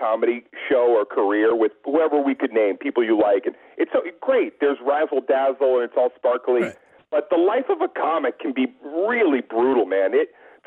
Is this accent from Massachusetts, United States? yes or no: yes; outside of Boston, Massachusetts, United States; I grew up outside of Boston